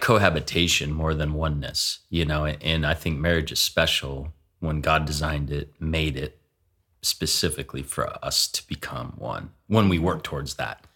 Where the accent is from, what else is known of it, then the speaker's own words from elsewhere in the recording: Seattle, Washington, United States; now in Spokane, United States; growing up in Seattle